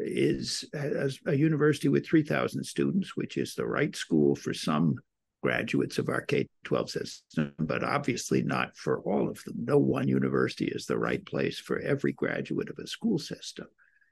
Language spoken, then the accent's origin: English; Washington, District of Columbia, United States; because I come from Washington, D.C.